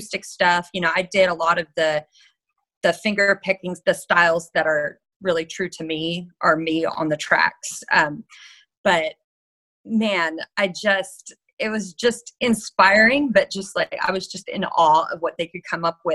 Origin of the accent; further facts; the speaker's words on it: Fort Worth, Texas, United States; also born or lived in Detroit, Michigan; born in Detroit. So I say that I was Motown born, but Cowtown raised